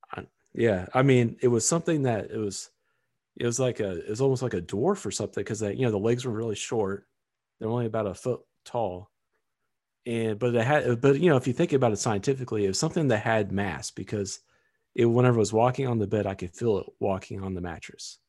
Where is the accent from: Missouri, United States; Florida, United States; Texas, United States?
Missouri, United States; it is in Missouri, so that's kind of my home state